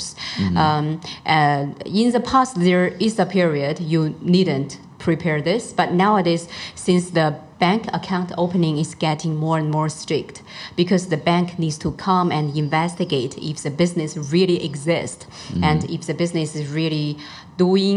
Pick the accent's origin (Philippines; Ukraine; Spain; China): China; Luoyang, Henan; English is a second language; moved away as an adult; also born or lived in Beijing; I grew up in countryside in Middle China, Henan province.